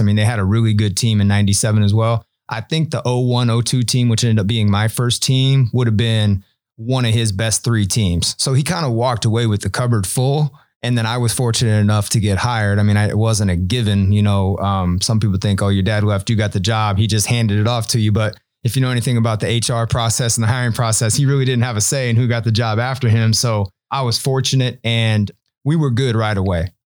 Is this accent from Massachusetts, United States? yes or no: no; Omaha, Nebraska, United States; I'm, you know, pretty much a lifelong Omaha resident. Most of my childhood, um, I lived on about fiftieth and Center